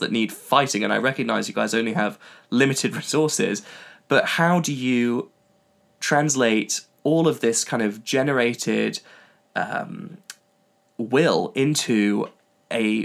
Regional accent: California, United States; I grew up in California

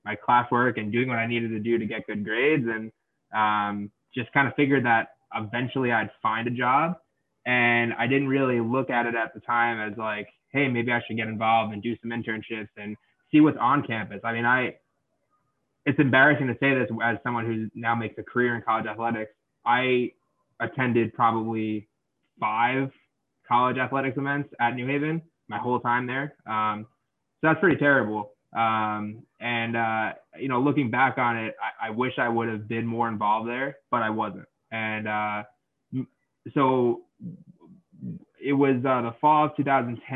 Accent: Long Island, New York, United States; moved away as an adult; I'm originally from Long Island, New York

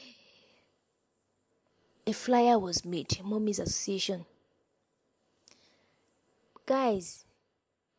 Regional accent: Nigeria; I'm from Nigeria

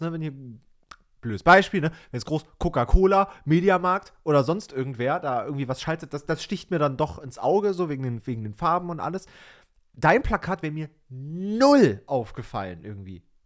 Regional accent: East Germany, Germany; ich bin ja in Ostdeutschland geboren, ne? also ehemalige DDR sozusagen

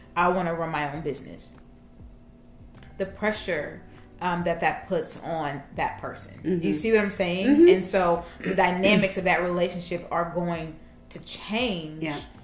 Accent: Kansas City, Missouri, United States; I'm from Kansas City

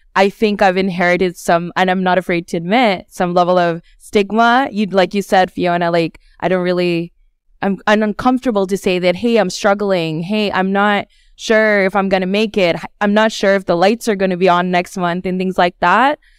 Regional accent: Australia; also born or lived in Bangladesh / United States; now in Scotland, United Kingdom; I grew up in Australia and I lived in the United States and a few other countries in between

